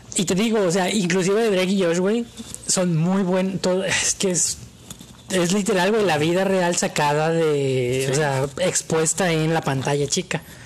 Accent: Mexico

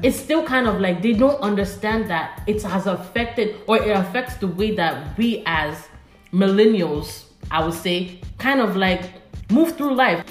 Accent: Nigeria; I'm from Nigeria

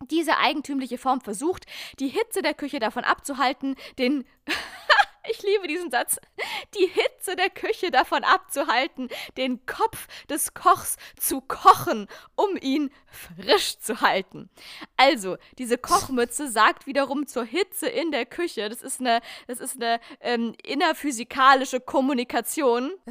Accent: Germany; das, was wir als Deutsche als äh, Spiegelei verstehen.

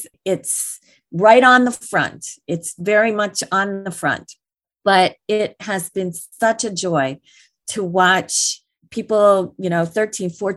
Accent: Detroit, Michigan, United States; I grew up outside of Detroit.

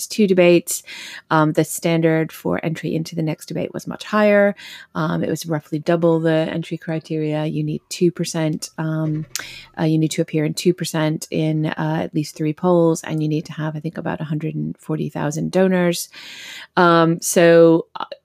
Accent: Massachusetts, United States; Massachusetts, my home state

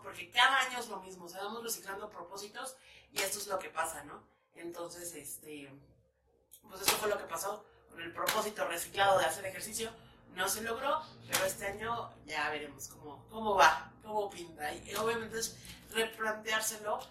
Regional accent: León, Guanajuato, Mexico; now in Mexico City, Mexico; soy chilanga, porque vivo en Chilangolandia, pero soy originaria de León, Guanajuato

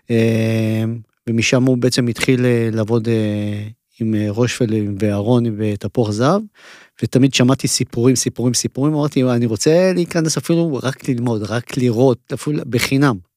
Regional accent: Israel; לא, אני נולדתי בארץ.

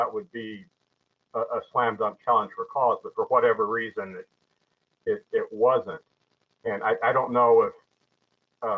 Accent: Oklahoma, United States; I'm from Oklahoma, so I say voir dire

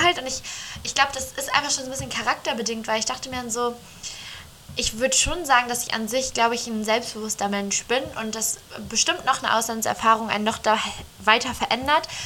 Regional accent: Northern Germany, Germany; wir sind ja beide jetzt im Norden groß geworden.

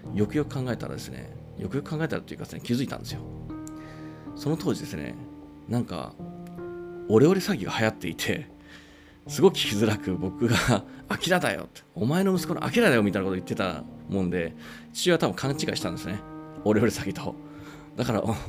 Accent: Japan; also born or lived in Mongolia

